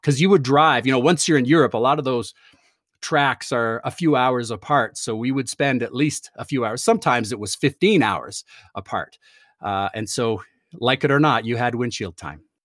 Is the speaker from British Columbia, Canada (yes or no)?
no; Toronto, Ontario, Canada; moved away as an adult; I grew up in Toronto, uh, moved here f, to go to university